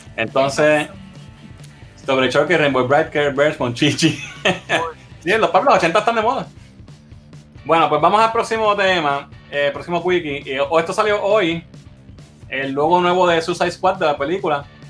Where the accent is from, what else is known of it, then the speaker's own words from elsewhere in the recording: Arecibo, Puerto Rico; en Arecibo en, la villa del Capitán Correa, mi pueblo natal de Arecibo